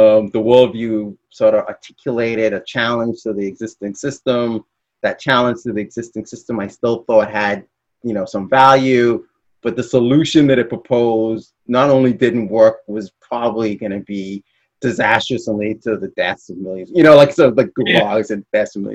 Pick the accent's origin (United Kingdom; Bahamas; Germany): Bahamas; moved away as an adult; also born or lived in Midwest, United States; I'm from the Bahamas